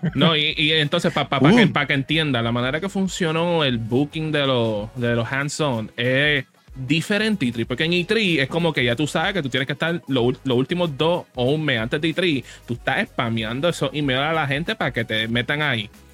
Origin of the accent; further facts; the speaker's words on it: Puerto Rico; nosotros somos, somos de Puerto Rico